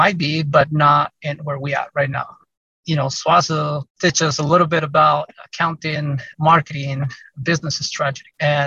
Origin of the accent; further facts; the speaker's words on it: Mexico; now in Salt Lake City, United States; I'm Hispanic and I'm from Mexico.